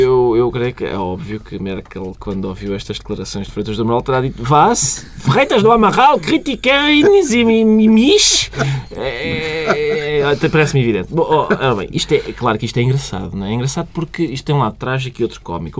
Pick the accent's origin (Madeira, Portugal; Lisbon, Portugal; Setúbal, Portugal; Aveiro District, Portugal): Lisbon, Portugal; eu sou lisboeta, nasci em Lisboa, sou de Lisboa, vivi em Lisboa toda a minha vida